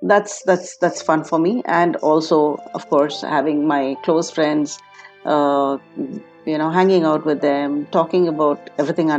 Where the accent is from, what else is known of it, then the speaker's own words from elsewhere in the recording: Jamshedpur, Jharkhand, India; also born or lived in Germany; I was born and brought up in Jamshedpur, a small town. It's a steel city